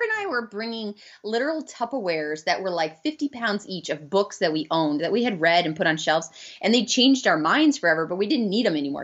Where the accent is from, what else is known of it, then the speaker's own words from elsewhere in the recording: Arizona, United States; we're from Arizona, so we'd like to come back, and we have our moms here